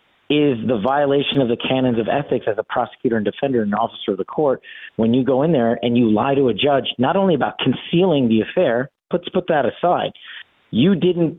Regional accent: Las Vegas, Nevada, United States; my hometown in Las Vegas

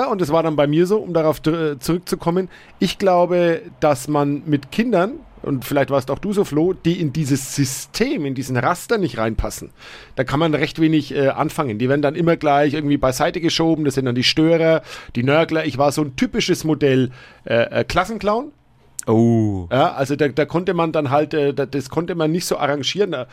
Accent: Nuremberg, Bavaria, Germany; ich komme ja aus Langwasser, auch äh, so ein bisschen so ein, ja, Glasscheibenviertel und da wurde viel angeboten an den Schulen, tatsächlich.

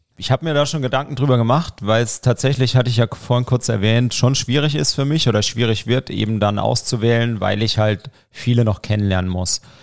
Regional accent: Broggingen, Baden-Württemberg, Germany; moved away as an adult; also born or lived in Saarbrücken; now in Landkreis Roth, Germany; Ja, ich komme aus Broggingen. Das ist ein ganz kleiner Ort in der Nähe von Herbolzheim.

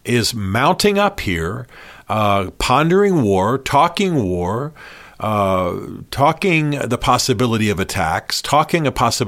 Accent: United States; When they find out I'm American, they don't turn negative.

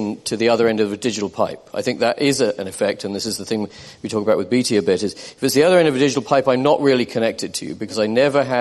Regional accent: United Kingdom; I'm British

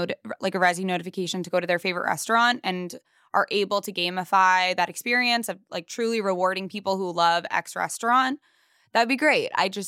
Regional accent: Long Island, New York, United States; I mean, I'm from Long Island, but like, I went to school in the city long enough

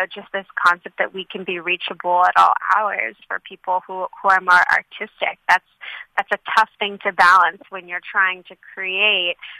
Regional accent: Santa Monica, California, United States; I grew up in Los Angeles

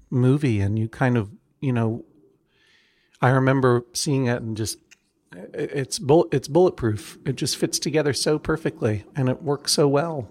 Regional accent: Brookline, Massachusetts, United States; also born or lived in Franklin County, Massachusetts; I'm from Brookline, Massachusetts.

